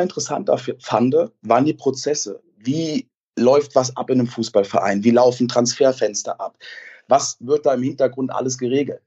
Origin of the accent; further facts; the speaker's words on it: Koblenz, Rhineland-Palatinate, Germany; ich bin in Koblenz aufgewachsen